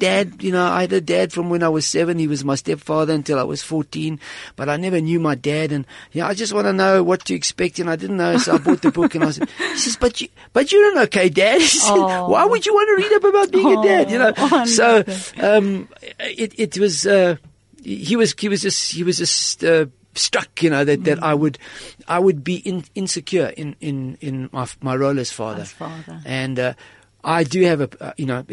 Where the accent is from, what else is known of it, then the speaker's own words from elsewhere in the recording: Gweru, Midlands, Zimbabwe; moved away; also born or lived in Rochdale, England / South Africa; I grew up on his farm in Gwelo in Zimbabwe